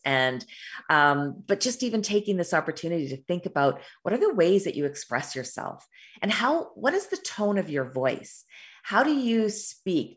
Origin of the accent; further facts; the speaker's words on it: Canada; also born or lived in Alberta, Canada; I live in Alberta, Canada